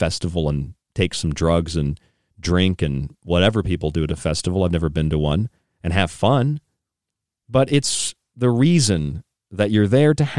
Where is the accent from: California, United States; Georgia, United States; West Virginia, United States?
West Virginia, United States; Morgantown; also born or lived in North Carolina; now in New York, United States; I stayed in West Virginia on the way, where I grew up in Morgantown for a couple of years